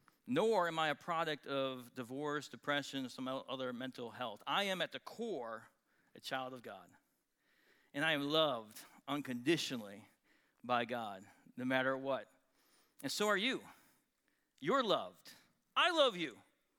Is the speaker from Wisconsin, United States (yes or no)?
yes; Wisconsin, United States; now in Texas, United States; So I'm born and raised in Wisconsin. I'm a cheesehead, although I've never actually worn a cheese hat on my head.